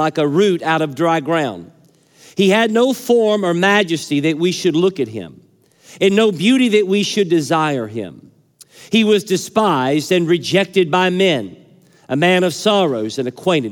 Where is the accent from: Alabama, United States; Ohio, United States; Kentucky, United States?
Kentucky, United States; my home state.